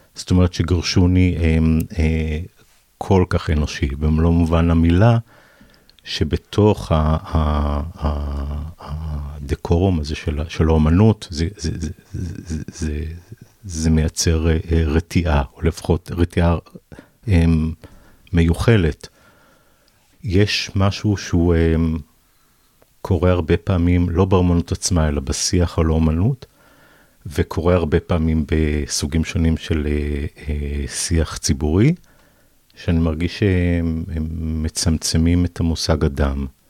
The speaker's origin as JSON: {"language": "Hebrew", "town": "Savyon", "region": "Central District", "country": "Israel", "tie": "born or raised there", "also_born_or_lived": "Ganei Yehuda", "said": "גדלתי בסביון ובגני יהודה"}